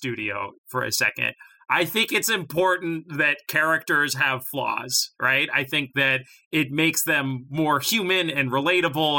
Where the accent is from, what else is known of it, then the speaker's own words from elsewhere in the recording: Boulder, Colorado, United States; I grew up in Boulder.